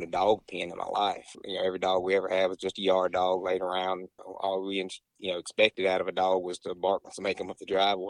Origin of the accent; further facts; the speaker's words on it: Crystal Springs, Mississippi, United States; I'm from Crystal Springs. It's about probably 30 minutes south of Jackson